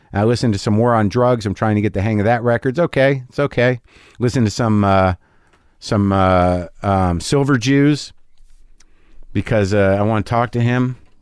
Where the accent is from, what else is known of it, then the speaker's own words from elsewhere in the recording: Albuquerque, New Mexico, United States; moved away; I grew up in Albuquerque, New Mexico